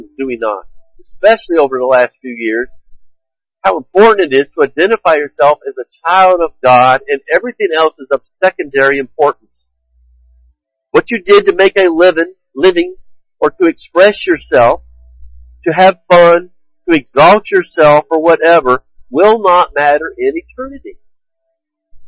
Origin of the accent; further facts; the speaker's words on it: United States; I am an American